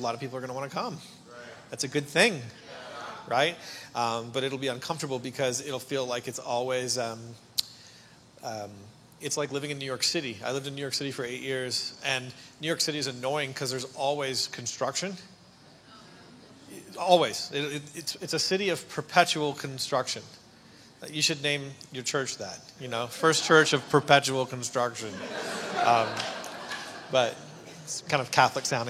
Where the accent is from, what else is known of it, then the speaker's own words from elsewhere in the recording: Canada; moved away; And I'm Canadian. My dad is a pastor. Yeah, exactly. And my dad is a pastor in Ontario on the East Coast.